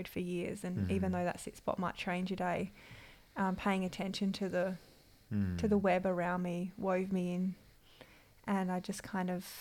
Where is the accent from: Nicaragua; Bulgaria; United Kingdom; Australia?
Australia; Perth, Western Australia; moved away as an adult; also born or lived in Melbourne; I grew up in Perth